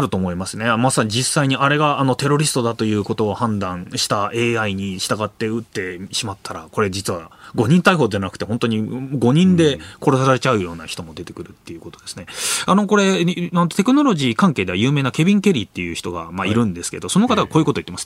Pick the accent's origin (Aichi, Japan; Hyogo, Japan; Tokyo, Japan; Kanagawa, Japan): Kanagawa, Japan; Yokosuka; 地元のわれわれのね地元の横須賀